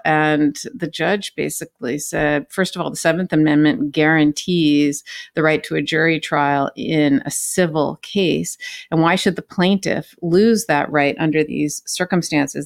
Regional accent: California, United States; moved away; I'm from California

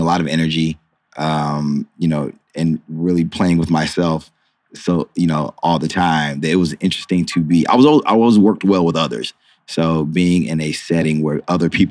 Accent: Monroe, North Carolina, United States; moved away; Grew up in the Carolinas

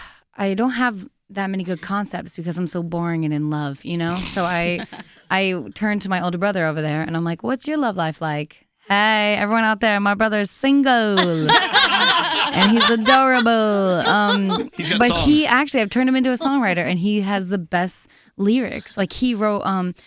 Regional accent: Nantucket, Massachusetts, United States; Nantucket Island.

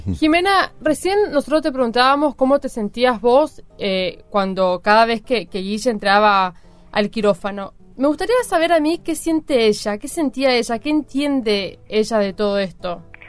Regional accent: Chaco, Argentina; yo soy provinciana, soy de Chaco

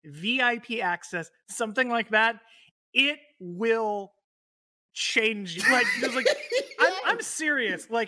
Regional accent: San Antonio, Texas, United States; I grew up right outside of San Antonio, like out on like 5 acres

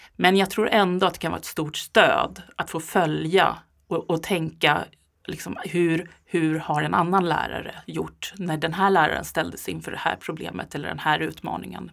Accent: Sweden; som svensk eh, medelålders

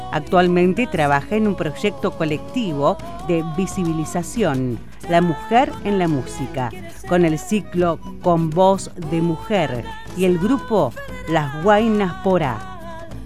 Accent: Resistencia, Chaco, Argentina; cantora de Resistencia Chaco

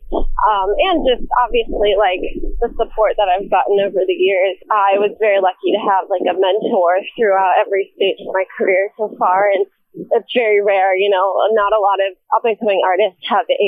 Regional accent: Manhattan Beach, California, United States; also born or lived in Canada; I was born and raised in Manhattan Beach, California

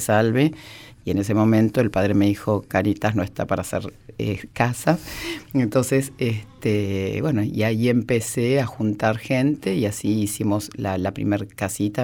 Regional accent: Argentina; also born or lived in Spain; Después se fueron a España, yo nací en España. Y bueno, después se vinieron a la Argentina

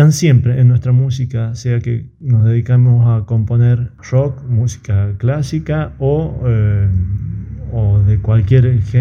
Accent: La Rioja, Argentina; moved away as an adult; also born or lived in Buenos Aires; yo soy nacido y criado en La Rioja, la ciudad capital de la provincia. Toda mi, mi vida, mi infancia, adolescencia la hice en el barrio Facundo Quiroga

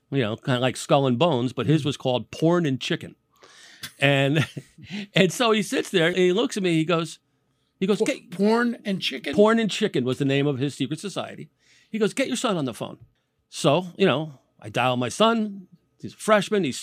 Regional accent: New Haven, Connecticut, United States; I was born and raised in New Haven.

